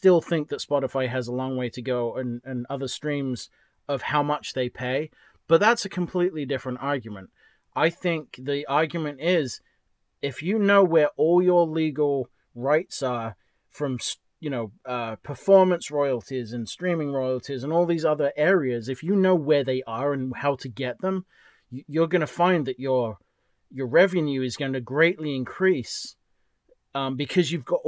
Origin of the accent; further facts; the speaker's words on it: England, United Kingdom; moved away; also born or lived in New Hampshire; I'm from England.